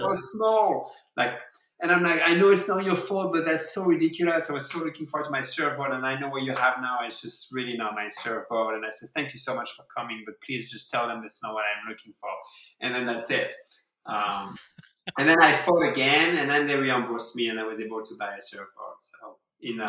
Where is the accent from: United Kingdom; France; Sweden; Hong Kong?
France; English is a second language; moved away as an adult; now in Rochester, United States; a young French man with two surfboards